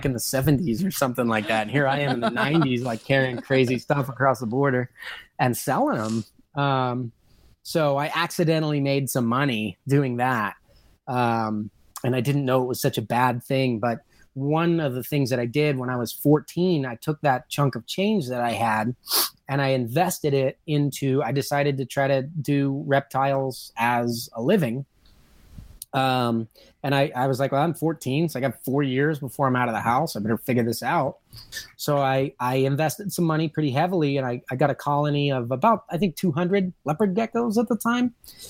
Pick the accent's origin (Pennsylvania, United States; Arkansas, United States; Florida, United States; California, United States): California, United States; But I think what really sealed my fate was growing up in Southern California.